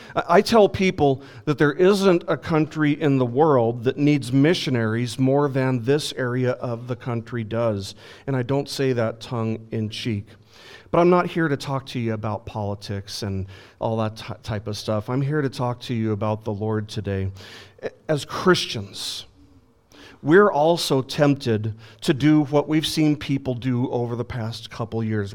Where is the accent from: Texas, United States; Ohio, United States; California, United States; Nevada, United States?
Nevada, United States; Las Vegas; when I was growing up in Las Vegas